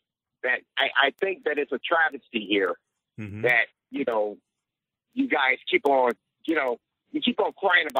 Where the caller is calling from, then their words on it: Southfield, Michigan, United States; I'm calling here from Southfield